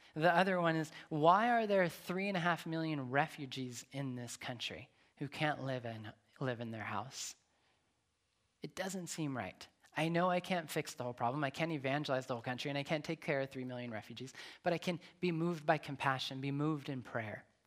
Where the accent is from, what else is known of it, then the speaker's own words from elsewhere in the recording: Nevada, United States; moved away; also born or lived in Long Beach / Atlanta; I'm from Nevada. There's no water in Nevada.